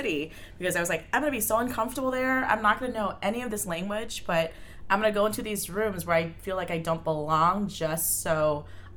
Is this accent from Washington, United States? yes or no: yes; Bellevue, Washington, United States; when I was growing up in Bellevue, there was Youth Eastside Services.